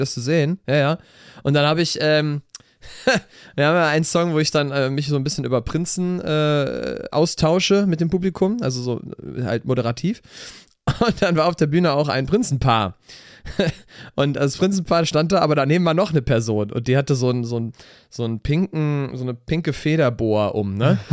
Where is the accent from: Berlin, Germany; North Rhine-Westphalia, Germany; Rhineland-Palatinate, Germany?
North Rhine-Westphalia, Germany; Cologne; Dreigestirn haben wir bei uns in Köln